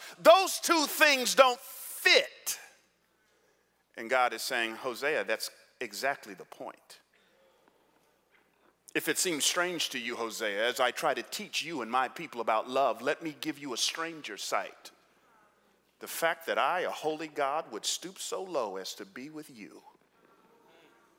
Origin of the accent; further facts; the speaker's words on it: Atlanta, Georgia, United States; also born or lived in New York City; now in San Jose, United States; I grew up in Atlanta in the 70s and 80s.